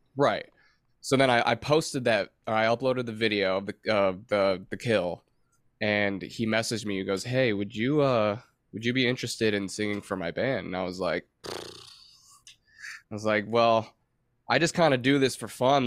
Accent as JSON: {"language": "English", "region": "Michigan", "country": "United States", "tie": "born or raised there", "moved": "as an adult", "lives_now": "North Carolina, United States", "said": "I grew up in Michigan"}